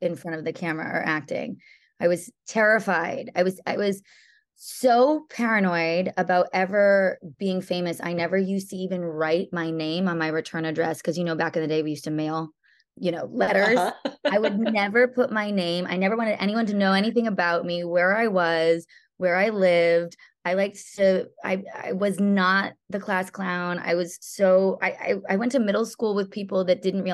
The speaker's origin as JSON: {"language": "English", "region": "Connecticut", "country": "United States", "tie": "born or raised there", "also_born_or_lived": "Boston, Massachusetts / Florida", "moved": "yes"}